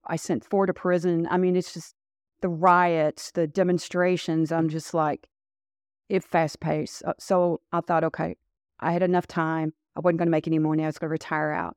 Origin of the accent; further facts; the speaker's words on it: Louisville, Kentucky, United States; accent: southern drawl; I am from Kentucky, born and raised in Louisville, Kentucky